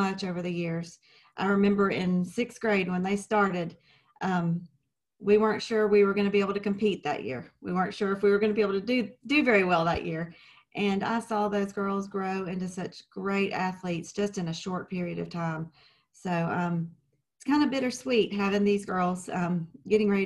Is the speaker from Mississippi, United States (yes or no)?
yes; Clinton, Mississippi, United States; moved away as an adult; now in Georgia, United States; I'm originally from Clinton, Mississippi. I lived there most of my life, and I decided to move